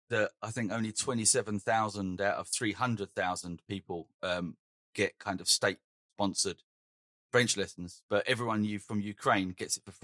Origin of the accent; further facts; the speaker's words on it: England, United Kingdom; moved away as an adult; now in Denmark; I'm from England. Pat, I'm from England. I'm not from Britain.